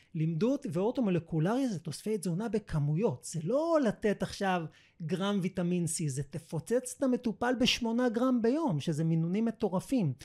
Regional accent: Israel; שבאתי מישראל

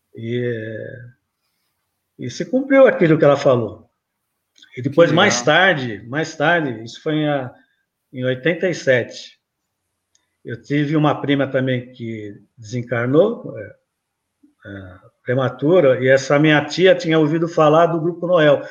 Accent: São Paulo, Brazil; eu nasci aqui em São Paulo mesmo, São Paulistano

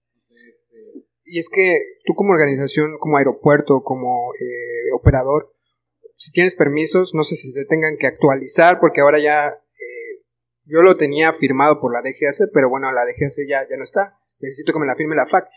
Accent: Mexico; como mexicanos

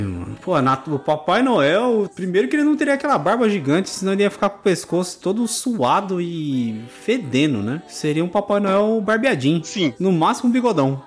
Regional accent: Brazil; nós somos brasileiros, então a gente caga mesmo

